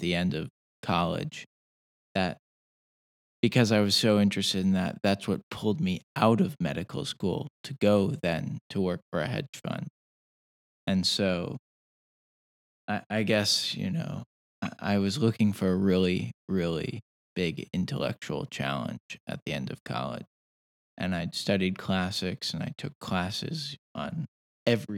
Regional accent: New York City, New York, United States; also born or lived in New Haven, Connecticut; I grew up actually in Greenwich Village in New York, which was an interesting place to grow up

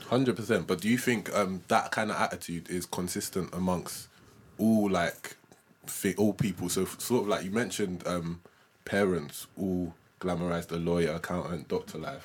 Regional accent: London, United Kingdom; we both grew up in London

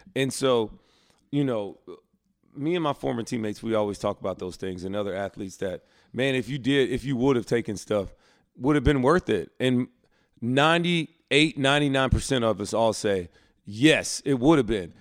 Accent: Alabama, United States; moved away; I grew up in Alabama, so I went to Southern Baptist Church

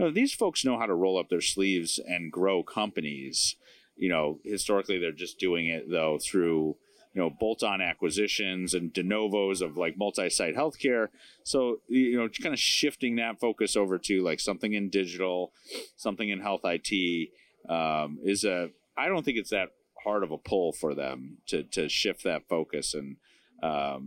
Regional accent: Chicago, Illinois, United States; I'm from Chicagoland

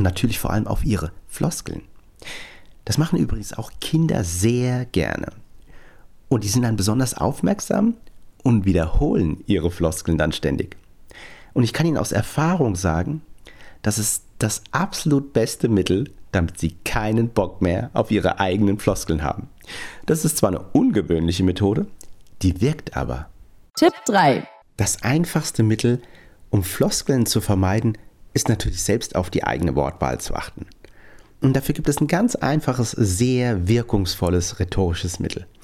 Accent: Frankfurt, Hesse, Germany; Und für mich als echten Hessen, als, als Frankfurter, dachte ich natürlich ganz besonders, was der so sagt.

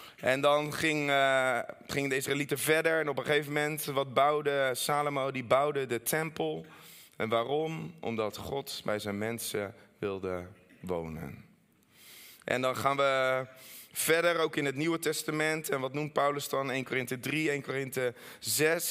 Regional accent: Netherlands; ook als Nederlander

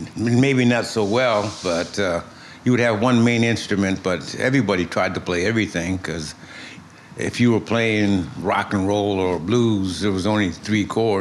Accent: Ithaca, New York, United States; moved away as an adult; also born or lived in Bronx, New York City; now in New York City, United States; I lived in, mostly in Ithaca, New York. Oh. And I grew up, went to high school and college there. And I moved back to New York in 1980. And I've been here ever since.

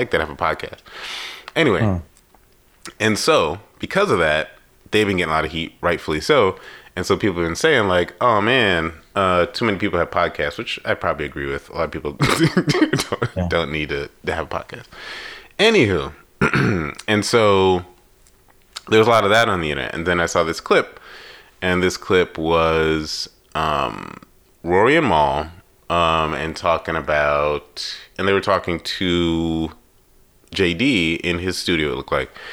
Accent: New York, United States; me growing up in New York, like it was New York

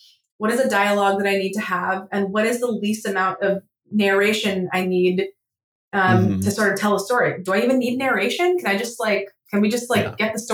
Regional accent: Southern California, United States; also born or lived in Egypt; now in Nashville, United States; I grew up around in Southern California

